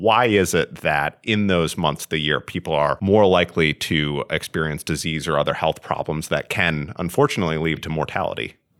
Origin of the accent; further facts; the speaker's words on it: Vermont, United States; I grew up in Vermont for the most part, where it gets very cold in the winter.